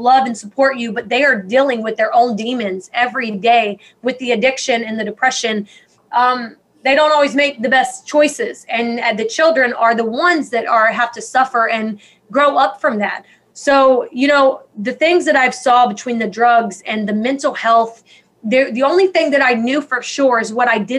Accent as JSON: {"language": "English", "region": "Georgia", "country": "United States", "tie": "born there", "said": "And, you know, I grew up, I was born in Georgia, and my parents struggled with addiction and depression"}